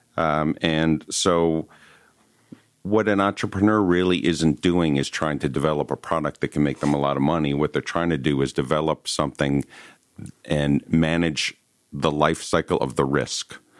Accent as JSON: {"language": "English", "region": "Northeast", "country": "United States", "moved": "yes", "said": "I'm originally from the Northeast"}